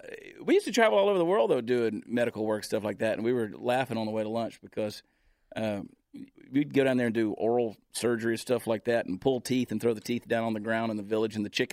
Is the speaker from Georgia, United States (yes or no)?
yes; Georgia, United States; No, I'm from the Deep South, so I can make fun of it. I had to get away out of state of Georgia to get away from the family business of meth.